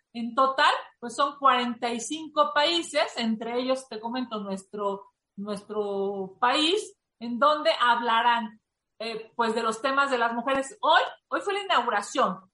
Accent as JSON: {"language": "Spanish", "country": "Mexico", "said": "como mexicanos"}